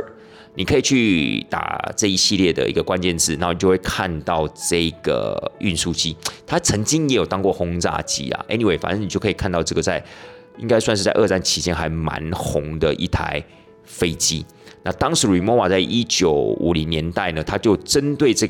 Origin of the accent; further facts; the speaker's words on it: Taiwan; 那这 Trunks 就是我们台湾人俗称的冰箱。